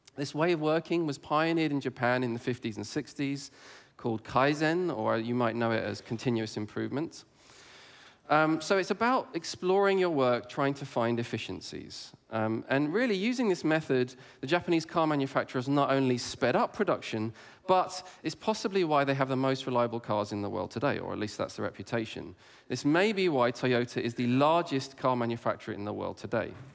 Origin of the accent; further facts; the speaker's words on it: England, United Kingdom; I grew up in England